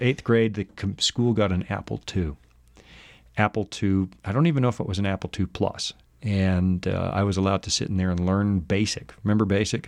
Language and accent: English; Salmon Arm, British Columbia, Canada; moved away; my hometown newspaper, the Salmon Arm Observer